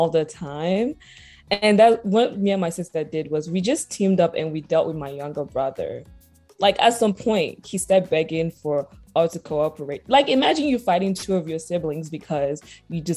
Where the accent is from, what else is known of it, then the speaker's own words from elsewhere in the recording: Nigeria; as a Nigerian child